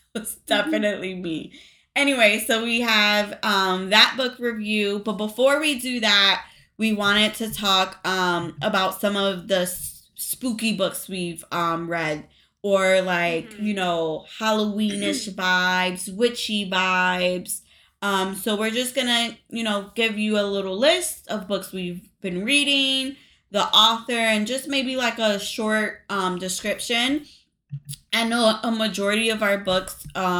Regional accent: New York, United States; I grew up in New York. To Hispanic parents, Puerto Rican parents

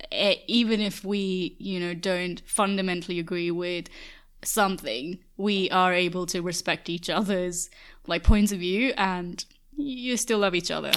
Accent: Dubai, United Arab Emirates; moved away as an adult; I've never been lonely growing up in Dubai

